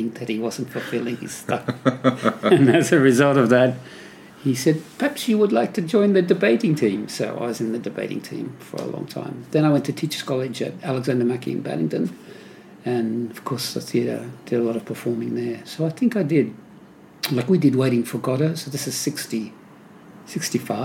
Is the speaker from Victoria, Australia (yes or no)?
no; Sydney, New South Wales, Australia; also born or lived in North Ryde; I lived in Coogee, Randwick area, and I have most of my life. Went to, you know, early school, you know, kindergarten and all that stuff, St. Bridget's in Coogee, and then St. Anthony's in Clovelly.